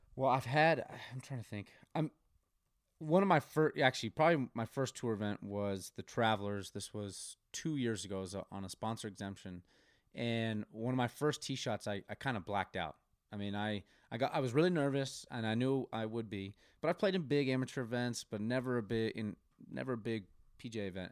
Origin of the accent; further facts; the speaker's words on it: Colorado, United States; moved away as an adult; also born or lived in Oklahoma; growing up in Colorado